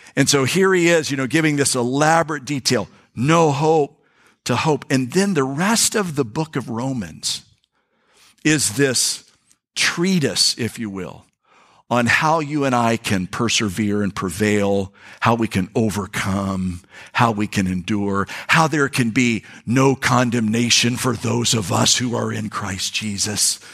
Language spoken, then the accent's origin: English; North Florida, United States; we're from North Florida. I mean, North Florida people.